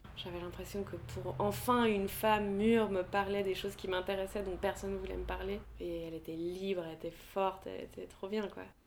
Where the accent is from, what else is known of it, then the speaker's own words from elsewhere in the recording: Geneva, Switzerland; je suis née à Genève